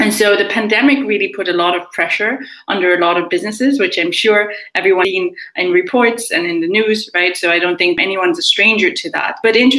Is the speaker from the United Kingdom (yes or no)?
no; Nigeria; also born or lived in Germany; I spent some time in America, some time in Ireland. I'm originally Nigerian, also German, so hence why my accent is a bit funny, I'm guessing, in terms of being non-placeable a lot of the times.